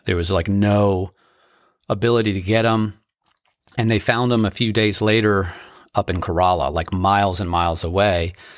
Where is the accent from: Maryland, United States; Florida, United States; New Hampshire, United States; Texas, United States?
Maryland, United States; also born or lived in Virginia; now in Outer Banks, North Carolina, United States; growing up in Maryland and then later in Virginia in my, uh, younger adult years